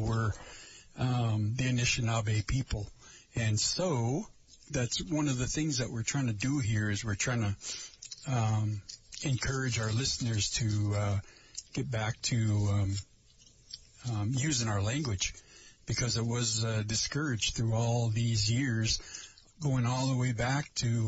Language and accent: English; Lake Vermilion, Minnesota, United States; I am from Lake Vermilion, or where I am from is Lake Vermilion